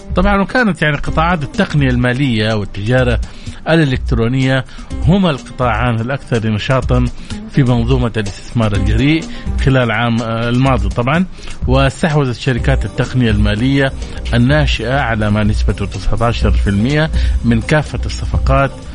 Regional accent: Saudi Arabia; احنا عندنا سعوديين

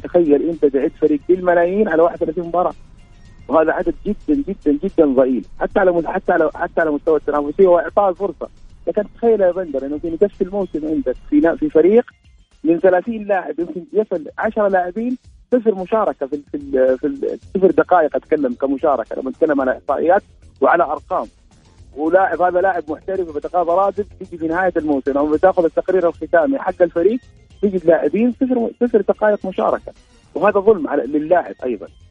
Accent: Saudi Arabia

